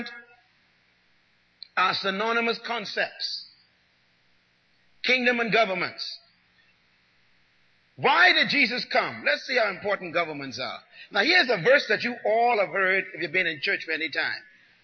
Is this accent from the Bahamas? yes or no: yes; Bahamas; growing up in the Bahamas is a religious experience